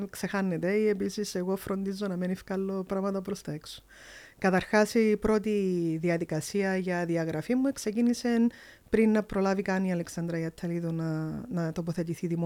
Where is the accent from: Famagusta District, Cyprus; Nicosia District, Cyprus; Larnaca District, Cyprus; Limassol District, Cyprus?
Limassol District, Cyprus; a small village in the Marathasa valley; Εγώ έρχομαι από ένα πολλά μικρό χορκό